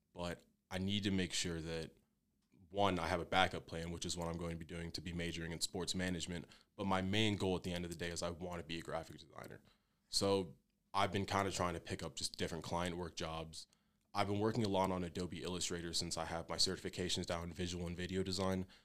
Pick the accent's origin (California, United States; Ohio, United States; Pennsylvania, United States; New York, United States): Pennsylvania, United States; Fairless Hills; moved away as an adult; I'm from Fairless Hills, Pennsylvania. It's a pretty decent sized town in between Philadelphia and Trenton, New Jersey. So I basically grew up in between two cities my entire life